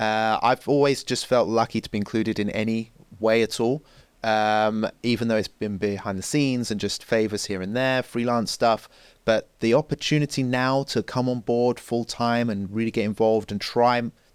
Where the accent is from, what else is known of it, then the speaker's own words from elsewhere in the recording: England, United Kingdom; I'm white, I'm English.